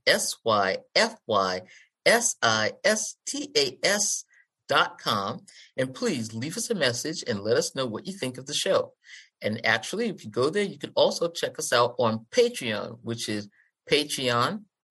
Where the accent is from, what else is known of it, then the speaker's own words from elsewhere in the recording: Boston, Massachusetts, United States; That's because I'm from Boston. If you have an A, I say an R. And if you have an R, I say an A.